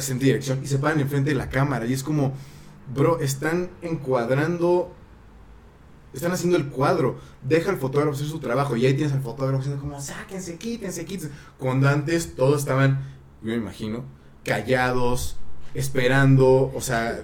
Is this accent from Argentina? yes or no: no; Mexico; somos mexicanos todos